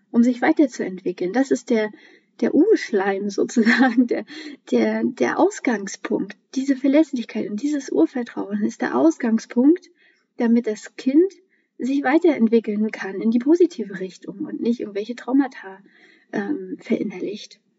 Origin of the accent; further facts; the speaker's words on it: Mecklenburg-Vorpommern, Germany; Ich bin ja in Mecklenburg-Vorpommern groß geworden und ähm, auch noch Ende der DDR-Zeiten geboren.